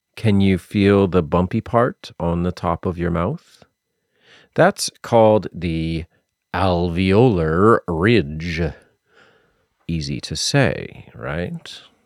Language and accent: English; Massachusetts, United States; also born or lived in South Carolina; I am from Massachusetts, and I spent six years living in South Carolina